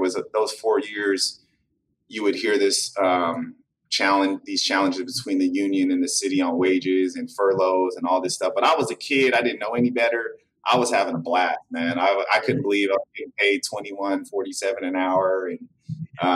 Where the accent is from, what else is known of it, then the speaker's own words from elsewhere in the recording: Vallejo, California, United States; I grew up in Vallejo